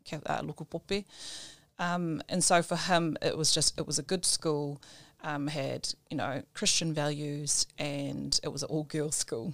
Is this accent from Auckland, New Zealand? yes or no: yes; Auckland, New Zealand; moved away as an adult; now in Titahi Bay, New Zealand; I was born in North Shore Hospital